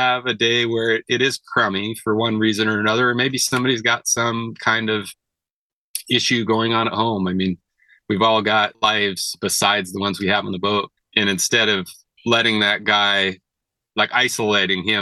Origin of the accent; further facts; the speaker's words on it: Siletz River, Oregon, United States; I grew up on the Siletz River. It's one of the better steelhead rivers in Oregon